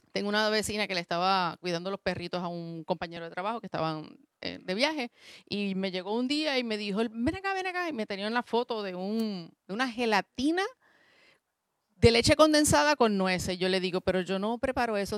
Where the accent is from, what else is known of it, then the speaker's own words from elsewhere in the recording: Puerto Rico; moved away as an adult; now in Mayagüez, Puerto Rico; mi familia es del área metropolitana y yo soy la única que estoy acá